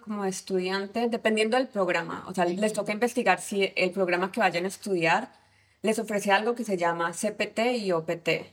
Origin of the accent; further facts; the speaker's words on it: Cali, Valle del Cauca, Colombia; moved away as an adult; now in United States; soy colombiana, de Cali, y hace seis años, siete años decidí mudarme a Estados Unidos